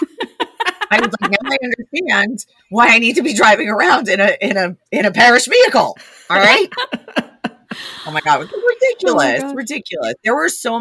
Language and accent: English; New Jersey, United States; I am from New Jersey